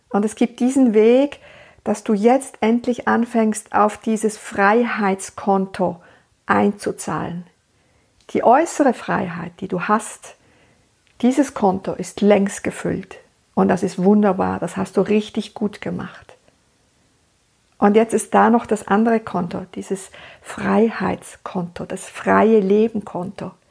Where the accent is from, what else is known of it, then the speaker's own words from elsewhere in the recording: Switzerland; Ich lebe in der Schweiz, ich bin Schweizerin und ich lebe da in meiner meine Praxis